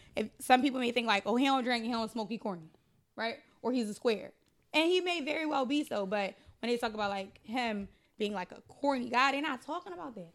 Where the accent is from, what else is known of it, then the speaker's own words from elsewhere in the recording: Philadelphia, Pennsylvania, United States; I used to live in fifty-seven Headfield. That's where I grew up at.